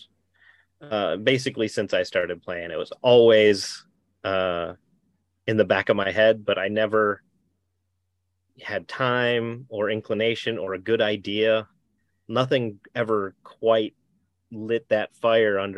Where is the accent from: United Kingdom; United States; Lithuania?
United States; Minnesota; moved away; I'm from Minnesota originally